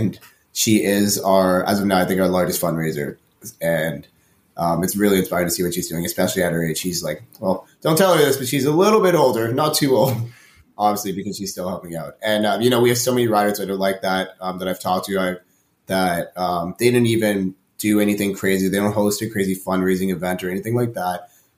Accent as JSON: {"language": "English", "town": "Toronto", "region": "Ontario", "country": "Canada", "tie": "born or raised there", "said": "I've been born and raised in Toronto"}